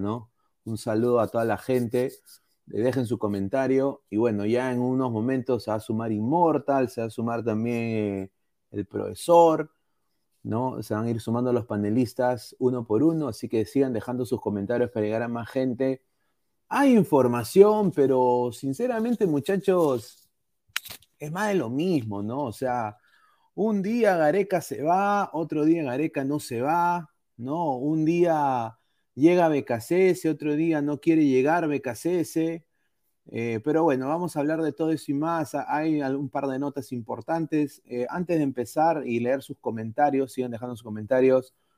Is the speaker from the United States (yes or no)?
no; Peru; es donde yo nací, en mi patria.